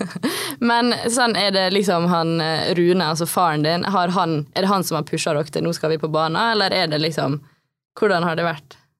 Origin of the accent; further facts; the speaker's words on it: Ålesund, Møre og Romsdal, Norway; Vi har jo på en måte vokst opp eh, på samme sted. Vi er begge fra Spjelkavik.